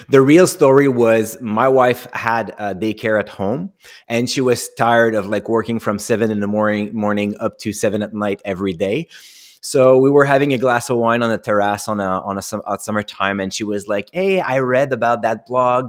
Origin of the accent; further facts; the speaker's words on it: Canada; accent: French Canadian; I'm French Canadian by the accent